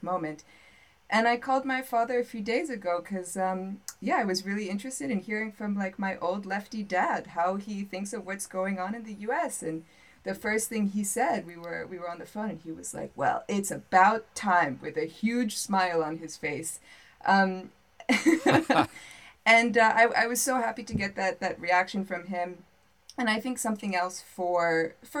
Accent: United States; moved away as an adult; also born or lived in North Africa or the Middle East; now in Athens, Greece; as an American abroad

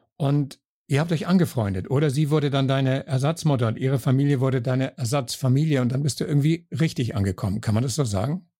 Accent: Kiel, Schleswig-Holstein, Germany; moved away as an adult; now in Salzburg, Austria; ich komme aus Kiel

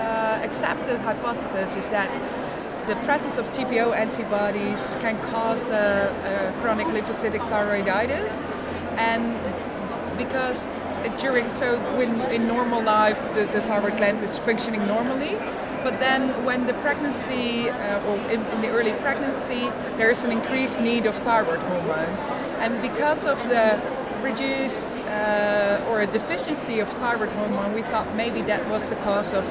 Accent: Netherlands; I'm from the Netherlands.

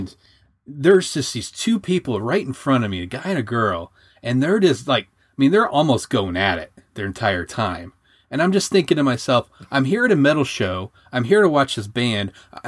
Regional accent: Michigan, United States; also born or lived in Southern Indiana, United States; I mean, it's like I'm from Michigan and Southern Indiana.

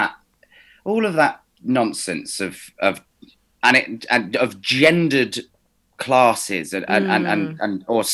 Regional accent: Somerset, South West England, United Kingdom; I'm from Somerset

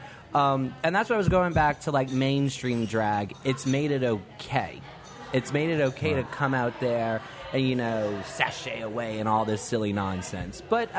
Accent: New Orleans, Louisiana, United States; And I'm from New Orleans.

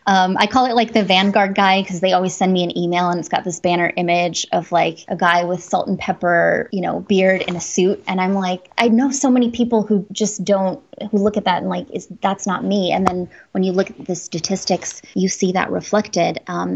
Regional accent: Washburn, Wisconsin, United States; Northern Wisconsin, the Shawamigan Bay of Lake Superior. So right on the Apostle Islands, a little town called Washburn.

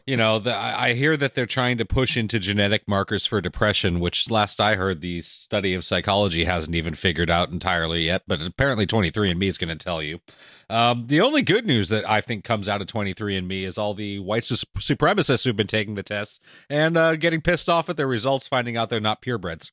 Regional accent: Canada; I'm Canadian

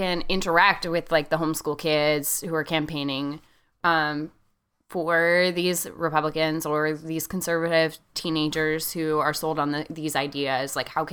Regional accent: Central Valley of California, United States; moved away; also born or lived in Virginia; Growing up in the Central Valley of California, I was around migrant workers and migrant worker communities all the time

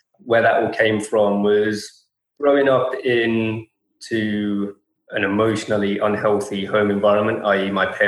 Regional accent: London, United Kingdom; London my whole life.

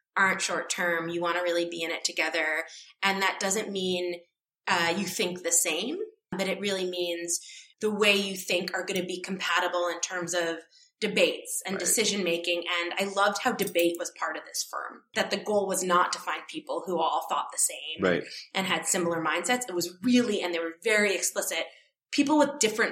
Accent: New York City, New York, United States; moved away; It's my hometown

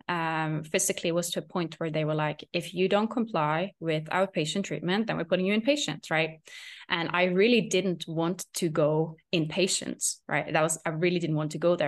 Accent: Norway; English is a second language; moved away; I was in Norway at this point, which is my home country

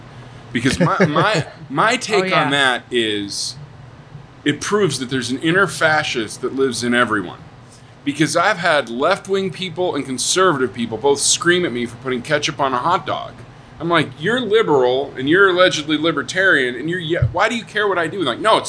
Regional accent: Spokane, Washington, United States; and I grew up in Spokane.

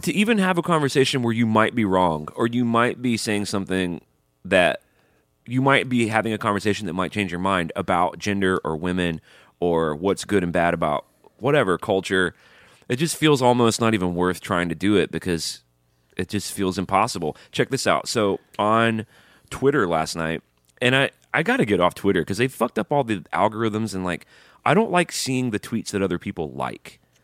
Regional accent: Alabama, United States; I grew up in Alabama

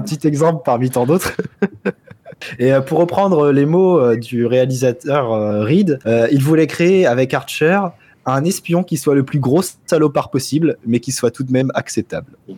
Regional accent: France; Chez nous en France

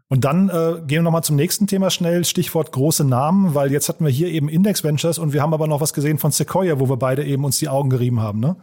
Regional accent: Hofheim, Germany; meine Heimatstadt nach Hofheim

